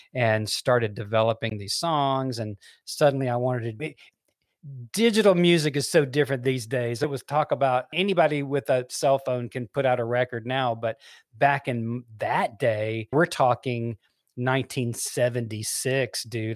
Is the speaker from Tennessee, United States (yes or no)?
yes; Memphis, Tennessee, United States; we grew up in Memphis, Tennessee